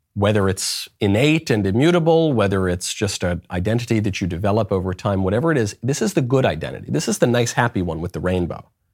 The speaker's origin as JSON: {"language": "English", "region": "New York", "country": "United States", "also_born_or_lived": "Los Angeles", "moved": "as an adult", "said": "I'm from New York. I lived in L A for a long time."}